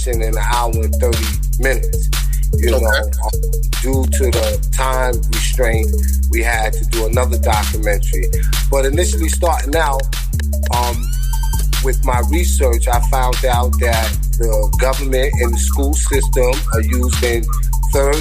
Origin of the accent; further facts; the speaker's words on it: New York City, New York, United States; I'm from Hustlin' Harlem